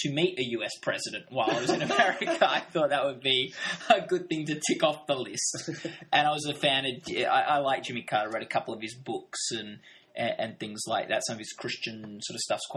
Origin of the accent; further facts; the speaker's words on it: Australia; I'm from Australia.